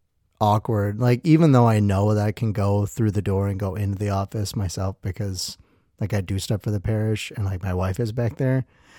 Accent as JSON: {"language": "English", "town": "Milwaukee", "region": "Wisconsin", "country": "United States", "tie": "born there", "said": "Anyway, so I was born in Milwaukee 2 months early."}